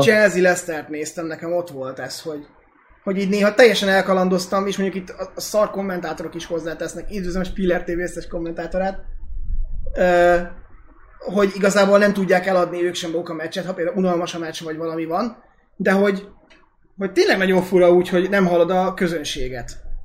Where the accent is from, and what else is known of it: Hungary